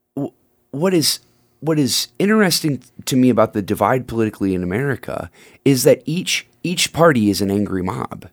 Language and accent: English; United States; I am, as American as a guy can be